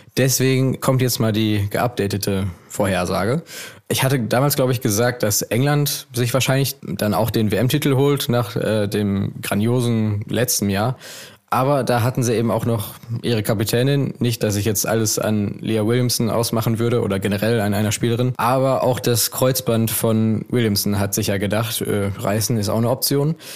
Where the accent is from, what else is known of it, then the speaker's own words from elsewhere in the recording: Essen, North Rhine-Westphalia, Germany; Ich komme aus Essen.